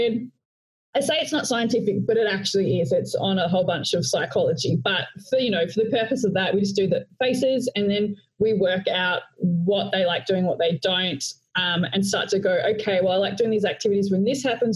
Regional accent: Australia; accent: Australian; also born or lived in Melbourne, Australia; I'm Australian with my Australian accent. So I'm calling in from Melbourne, Australia

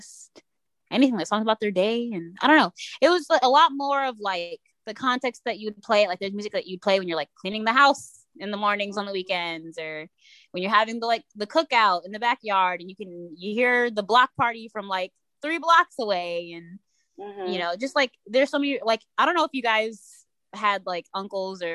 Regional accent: New York, United States; born or raised there

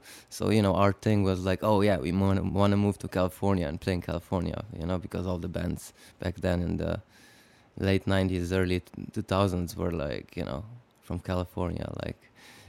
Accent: Slovenia; I was growing up in Slovenia. I was born basically into Yugoslavia, and Slovenia seceded from Yugoslavia in 1991.

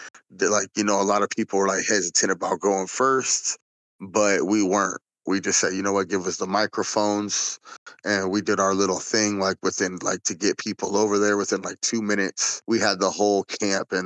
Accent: West Coast, United States; we're from the West Coast

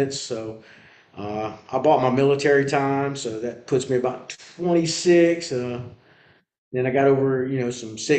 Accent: North Carolina, United States; I grew up here in North Carolina

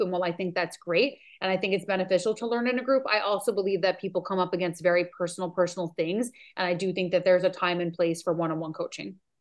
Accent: New York, United States; now in Maui, United States; I'm from New York

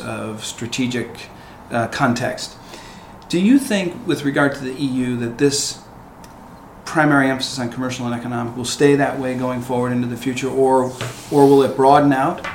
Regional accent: United States; as an American

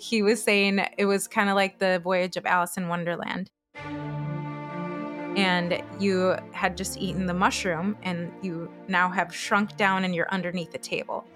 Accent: Chile; also born or lived in Florida, United States / Pennsylvania, United States; now in Minnesota, United States; I was born in Chile, in South America

